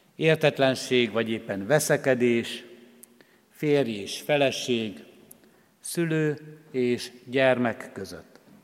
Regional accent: Hungary; born or raised there

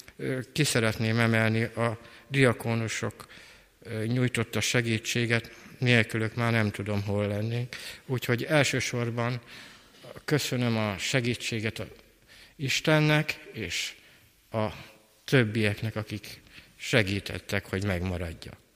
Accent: Kecskemét, Bács-Kiskun, Hungary; 1956-ban születtem Kecskeméten

